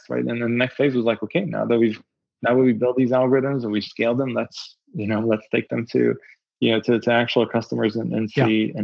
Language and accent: English; Israel; moved away; also born or lived in Berkeley; I'm originally from Israel.